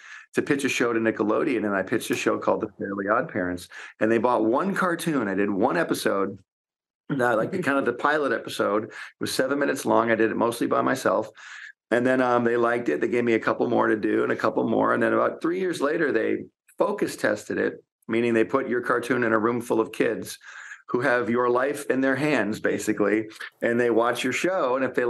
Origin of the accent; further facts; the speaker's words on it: Detroit, Michigan, United States; moved away; I'm actually from near where you guys, I'm from Michigan originally. In fact, we used to go to Windsor, Canada all the time because I'm from the Detroit area. So I was born in Michigan.